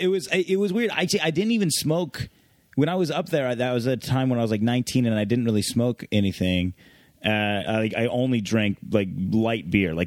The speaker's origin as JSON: {"language": "English", "town": "Sammamish", "region": "Washington", "country": "United States", "tie": "born or raised there", "said": "my hometown of Sammamish is now very wealthy."}